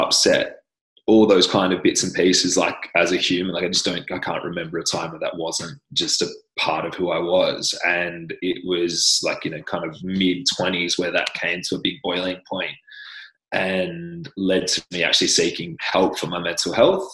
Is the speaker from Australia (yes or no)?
yes; Australia; accent: Australian; I'm Australian.